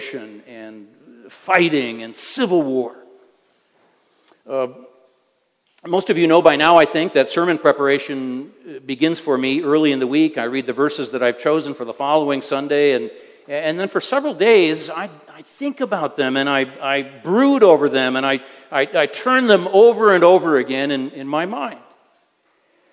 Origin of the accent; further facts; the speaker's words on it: United States; moved away; I am an American